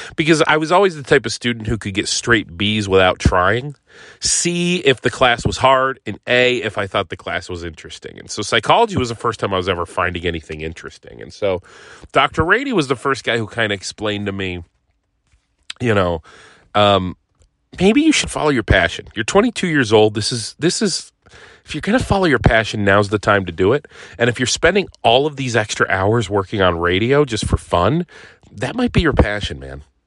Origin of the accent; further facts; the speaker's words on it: Northeast Ohio, United States; I grew up in Northeast Ohio